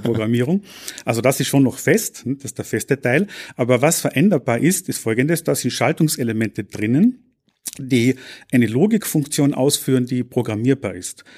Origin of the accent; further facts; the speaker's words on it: Austria; moved away as an adult; also born or lived in Graz, Austria / North America; now in Paderborn, Germany; ich bin gebürtiger Österreicher